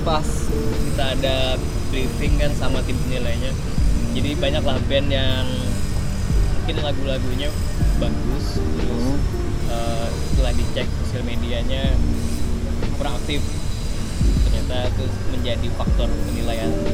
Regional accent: Kalimantan, Indonesia; kita dari Kalimantan

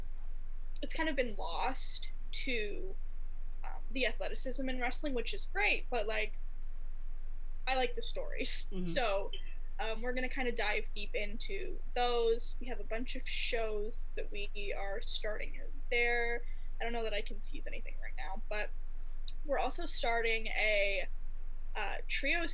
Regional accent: Ohio, United States; accent: Midwest; I'm from Ohio.

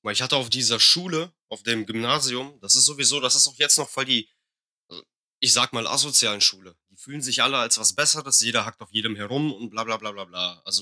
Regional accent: Russia; now in Germany; Ich bin Russe.

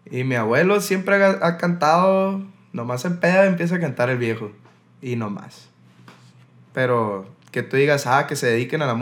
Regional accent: Huatabampo, Sonora, Mexico; moved away as an adult; also born or lived in Ciudad Obregón, Mexico; now in Hermosillo, Mexico; No, yo soy de Guatabampo.

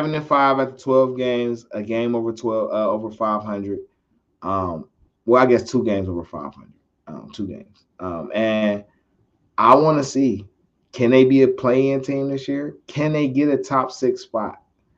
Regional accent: Cleveland, Ohio, United States; I'm from Cleveland.

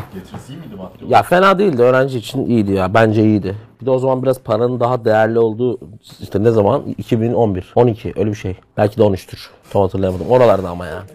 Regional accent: Batman, Batman Province, Turkey; moved away; benim memleketimin plakasına geldik

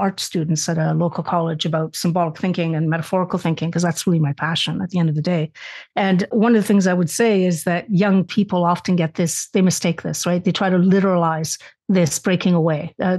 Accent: Spain; obviously I was raised in the Catholic household, being Spanish, that was the one religion allowed.

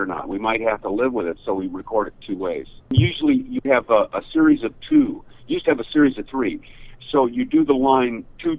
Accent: Seattle, Washington, United States; moved away as an adult; also born or lived in Idaho; now in Los Angeles, United States; I'm a Westerner. I grew up in Seattle, Washington State, and Idaho

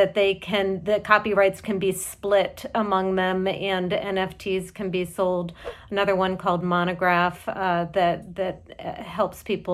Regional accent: Boston, Massachusetts, United States; As a Bostonian

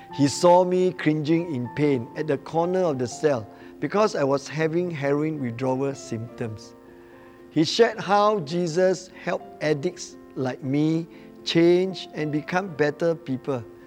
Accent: Batu Pahat, Johor, Malaysia; now in Johor Bahru, Malaysia; I'm originally from Batu Pahat

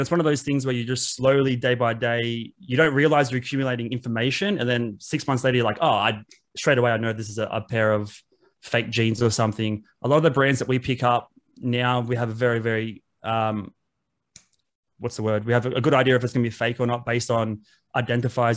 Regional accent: Wollongong, New South Wales, Australia; I grew up in Wollongong

